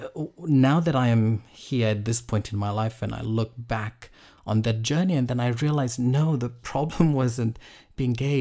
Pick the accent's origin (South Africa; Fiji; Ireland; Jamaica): Fiji; I grew up in Fiji